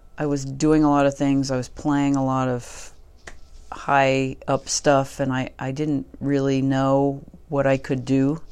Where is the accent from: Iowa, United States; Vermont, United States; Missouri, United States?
Vermont, United States; moved away; I'm from Vermont